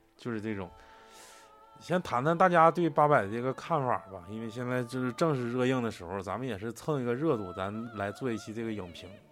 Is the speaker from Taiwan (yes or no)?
no; Northeast China, China; 作为一个中国人和东北人